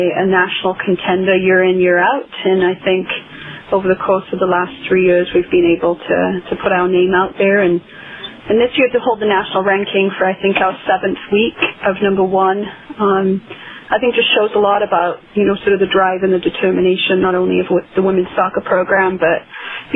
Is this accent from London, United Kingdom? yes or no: no; Wales, United Kingdom; now in United States; I'm from Wales originally